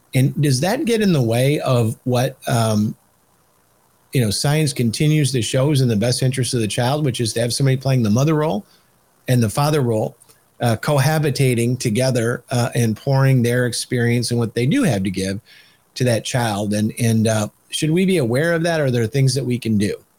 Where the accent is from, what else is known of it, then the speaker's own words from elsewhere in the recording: Michigan, United States; I'm from Michigan